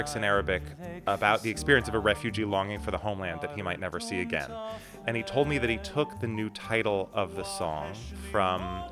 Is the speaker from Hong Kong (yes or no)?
no; Portland, Oregon, United States; now in Washington, D.C., United States; I grew up in Portland, Oregon